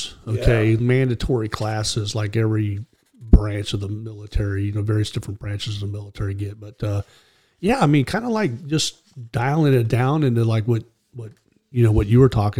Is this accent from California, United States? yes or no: yes; California, United States; I grew up out in California